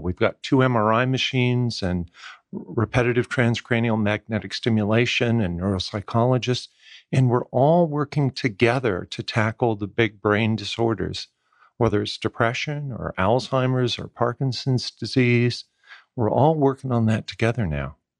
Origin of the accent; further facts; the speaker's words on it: West Coast, United States; moved away as an adult; also born or lived in Maryland, United States; now in Atlanta, United States; I grew up in the West Coast